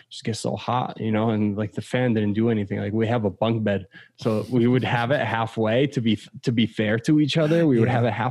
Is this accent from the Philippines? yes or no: no; Poland; also born or lived in United States; growing up in Poland and growing up in the States, it's just two completely different cultures.